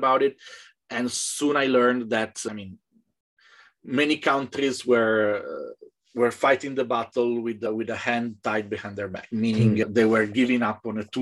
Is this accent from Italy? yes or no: yes; Italy; I'm from Italy